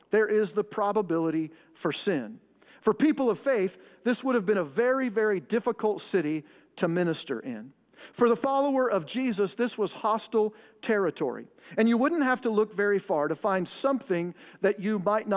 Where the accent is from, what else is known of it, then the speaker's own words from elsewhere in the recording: Pacific Northwest, United States; moved away; the greater Northwest. That's my hometown, Oregon, Washington, that area